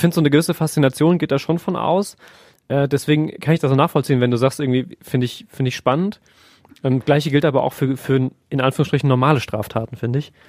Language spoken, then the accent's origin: German; Germany; bei uns in Deutschland